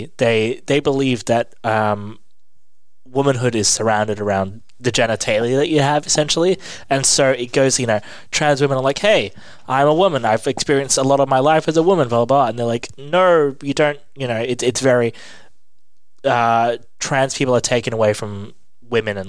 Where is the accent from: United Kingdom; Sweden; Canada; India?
United Kingdom; England; also born or lived in Ireland; I grew up in England